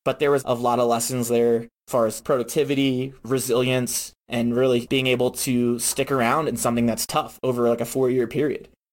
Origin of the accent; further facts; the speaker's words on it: Virginia, United States; I'm originally from Virginia